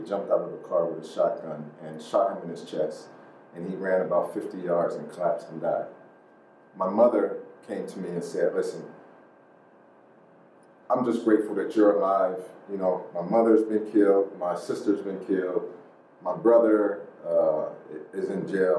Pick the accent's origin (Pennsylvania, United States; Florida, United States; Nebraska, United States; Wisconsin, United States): Pennsylvania, United States; Pittsburgh; growing up there